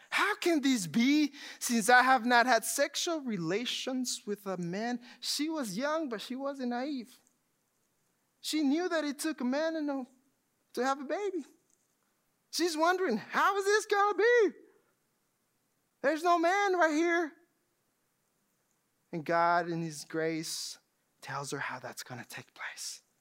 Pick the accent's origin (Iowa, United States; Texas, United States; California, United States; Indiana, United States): Texas, United States; now in Georgia, United States; I just moved to Georgia just a few years ago. I come from Texas. Everything is plain. Not many mountains, not many lakes.